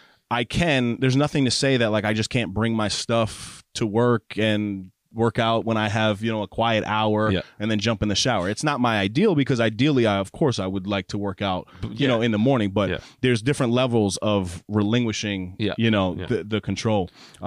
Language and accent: English; New York, United States; I'm from New York.